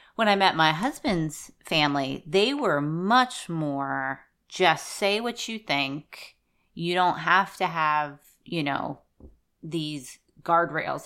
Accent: Southwest Pennsylvania, United States; moved away; I grew up in Southwest Pennsylvania

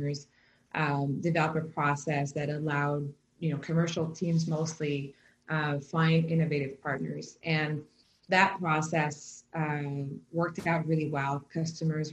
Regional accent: Quebec, Canada; I grew up in Quebec in a highly entrepreneurship world.

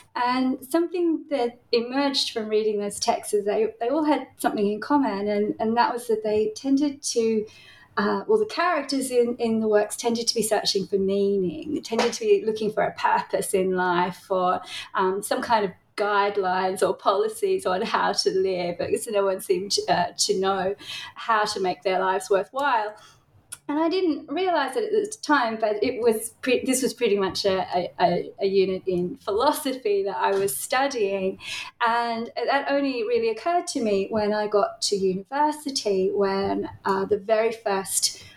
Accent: Tasmania, Australia; accent: Australian; now in Melbourne, Australia; I grew up in Tasmania

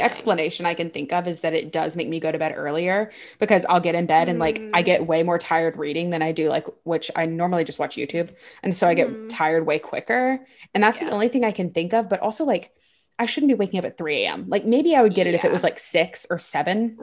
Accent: Baton Rouge, Louisiana, United States; moved away; I grew up in Baton Rouge

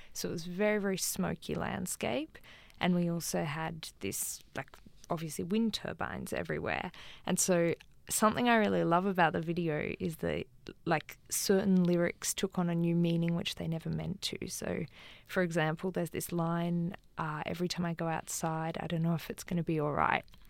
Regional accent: Canberra, Australian Capital Territory, Australia; moved away; also born or lived in Sydney; I'm originally from Canberra, and I go and drive past the house that I grew up in in Canberra

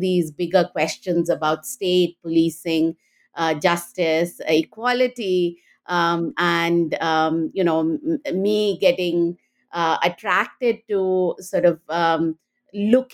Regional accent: India; moved away as an adult; now in United States; I grew up in India and went to Delhi University

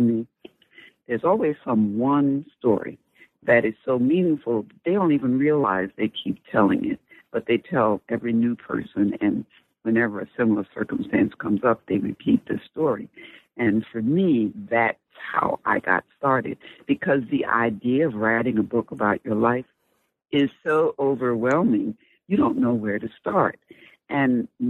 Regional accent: Sumter, South Carolina, United States; moved away; Sumter, my hometown

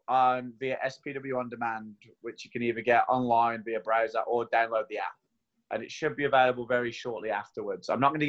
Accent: Queenstown, Otago, New Zealand; I'm from Queenstown. So, if you're going to choose anywhere in the world to have a lockdown, Queenstown's probably the place you'd do it.

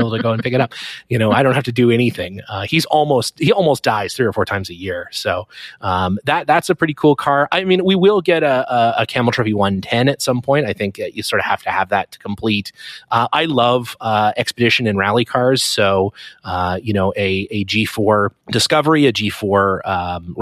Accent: Canada; I'm obviously Canadian

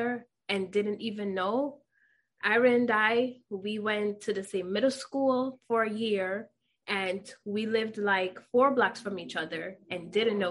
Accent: Jamaica; now in Yonkers, United States; Born and raised in Jamaica, as you guys already know, and currently living in Yonkers, New York

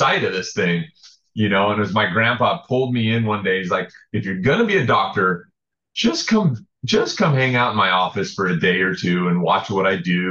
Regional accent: Salt Lake City, Utah, United States; moved away as an adult; also born or lived in Japan; now in San Diego, United States; Grew up in Salt Lake

